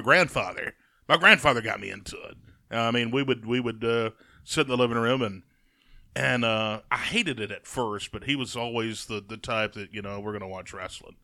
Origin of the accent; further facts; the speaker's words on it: Jasper, Alabama, United States; I'm from Jasper.